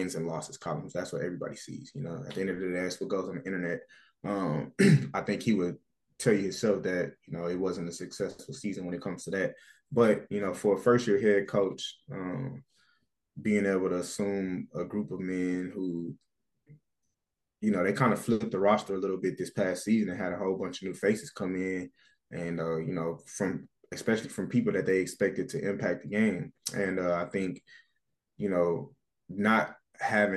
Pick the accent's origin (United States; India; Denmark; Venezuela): United States; moved away as an adult; now in Canada; as an American player